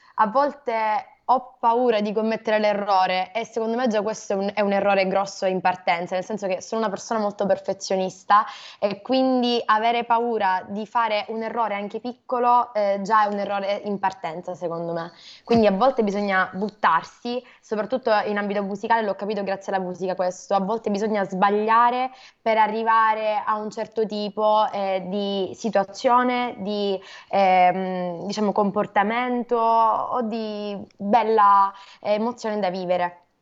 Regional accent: Catania, Sicily, Italy; da Catania, in Sicilia.

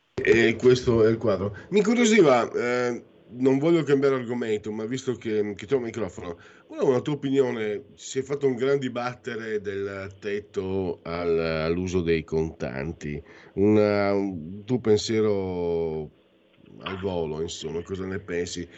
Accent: northeast Italy, Italy; quando ero giovine, operaio, 35 anni fa, tu giravi dalle mie parti Ah, eravamo schiavizzati, eravamo come i negri prima di Lincoln nelle fabbriche del nord-est

